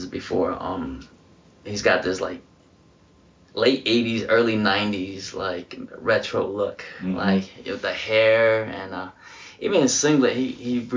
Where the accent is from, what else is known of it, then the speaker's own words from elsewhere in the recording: Fort Myers, Florida, United States; I'm from Fort Myers